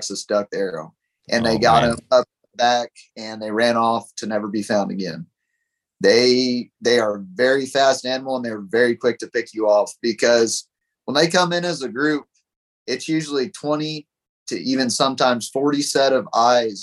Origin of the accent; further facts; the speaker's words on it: Pipe Creek, Texas, United States; I grew up in Pipe Creek right by Bandera